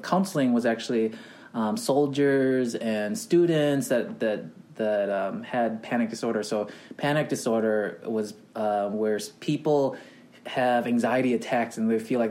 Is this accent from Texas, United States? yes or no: no; Wisconsin, United States; moved away as an adult; also born or lived in Thailand / Hawaii; now in Los Angeles, United States; So we moved around 1991 to Wisconsin, and that's where I was raised most of my life.